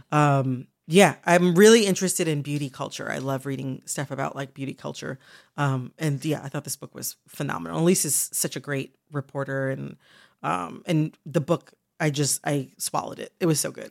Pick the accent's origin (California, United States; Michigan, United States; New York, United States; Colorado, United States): Michigan, United States; I'm from Michigan